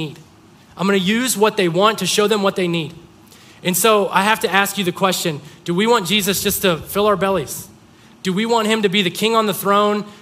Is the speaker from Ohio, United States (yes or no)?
yes; Mogadore, Ohio, United States; I'm from Mogador, population 3,000.